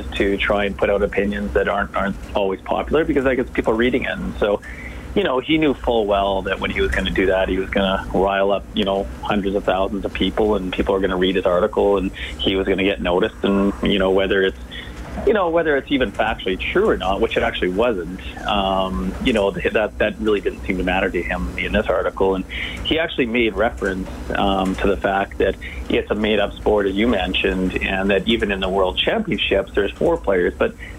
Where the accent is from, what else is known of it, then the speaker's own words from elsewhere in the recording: Canada; You know, as a Canadian, I see our medal count rising.